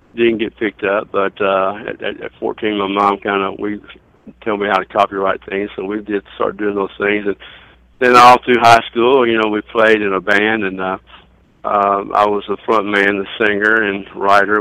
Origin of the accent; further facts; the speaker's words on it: Lower Arkansas, United States; I grew up down in Lower Arkansas